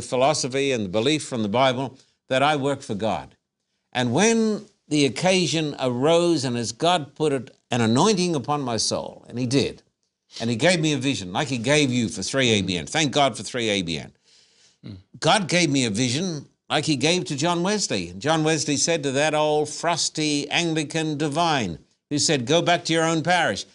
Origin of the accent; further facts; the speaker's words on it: Esk, Queensland, Australia; moved away as an adult; now in United States; I was born in a tiny little town in Queensland by the name of Esk